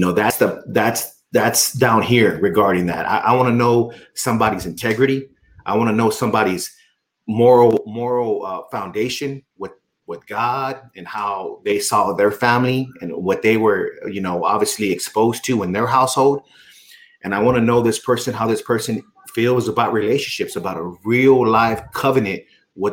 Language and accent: English; Texas, United States; I was born and raised in Texas